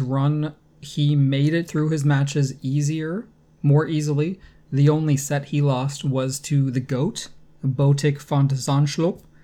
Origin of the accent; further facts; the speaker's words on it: United States; now in Canada; I'm from the U S, but, uh, I mean, as an American